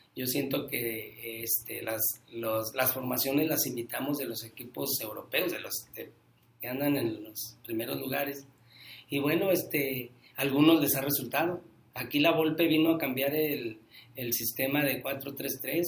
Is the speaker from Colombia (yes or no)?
no; Mexico; éramos aquí de, de, Santa Rosa, somos de aquí de Santa Rosa, en la colonia